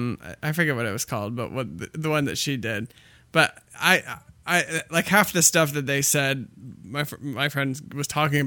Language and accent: English; Iowa, United States; now in Chicago, United States; This was a very Iowa thing, very my hometown thing